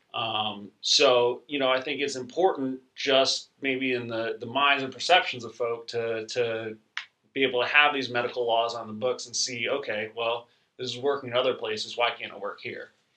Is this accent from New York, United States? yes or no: yes; New York, United States; I grew up in New York